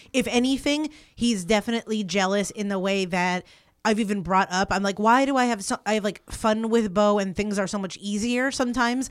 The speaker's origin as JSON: {"language": "English", "region": "East Coast", "country": "United States", "tie": "born or raised there", "said": "growing up on the East Coast"}